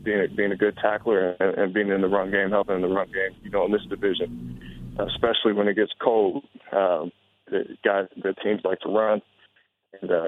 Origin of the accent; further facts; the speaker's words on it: San Diego, California, United States; moved away; Back home, I'm from San Diego